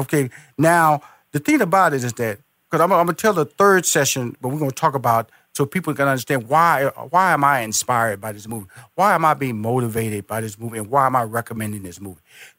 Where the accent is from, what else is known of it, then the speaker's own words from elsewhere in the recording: Houston, Texas, United States; now in Atlanta, United States; Now he had a restaurant in Houston where I'm originally from. I was born and raised in Houston. Yep. I'm now based in Atlanta, Georgia